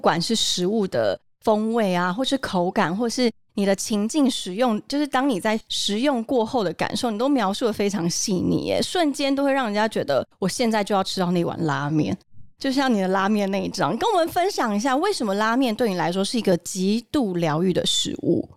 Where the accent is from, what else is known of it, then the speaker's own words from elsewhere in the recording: Taoyuan, Taiwan; 我们家从小住眷村，嗯哼。然后我们家在桃园中真那边，每个的小时候住在那边